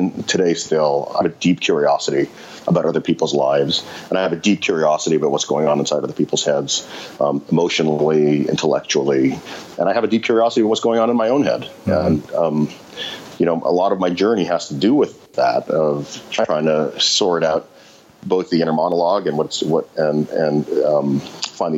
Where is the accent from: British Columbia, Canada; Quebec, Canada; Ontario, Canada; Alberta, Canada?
Quebec, Canada; Montreal; moved away as an adult; now in New York, United States; in high school growing up in Montreal